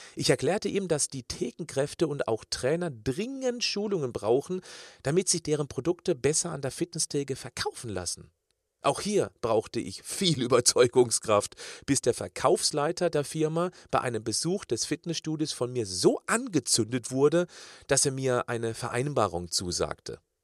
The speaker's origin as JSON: {"language": "German", "town": "Kirchzarten", "region": "Baden-Württemberg", "country": "Germany", "tie": "born or raised there", "said": "Diese drei begleiteten mich während meiner Kindheit in Kirchzarten bei Freiburg im Schwarzwald"}